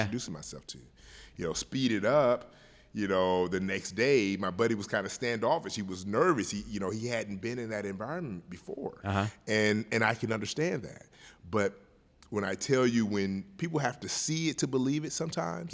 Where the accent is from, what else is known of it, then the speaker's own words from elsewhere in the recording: Milwaukee, Wisconsin, United States; I'm from Milwaukee, Wisconsin, born and raised here. Uh, grew up in Central City, 18th and Locust